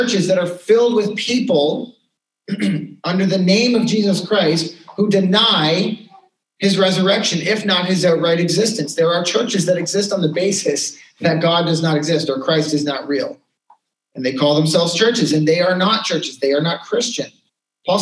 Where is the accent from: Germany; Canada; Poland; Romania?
Canada; we're too polite in Canadian culture